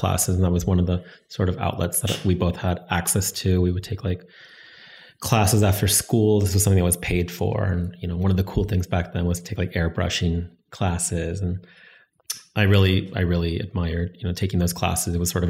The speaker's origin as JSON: {"language": "English", "town": "Stockton", "region": "California", "country": "United States", "tie": "born or raised there", "also_born_or_lived": "Miami, Florida / Liverpool", "moved": "as an adult", "lives_now": "Pittsburgh, United States", "said": "I was raised in Miami until I was about five with my brother. And then we had resettled back into Northern California, specifically a city called Stockton, California."}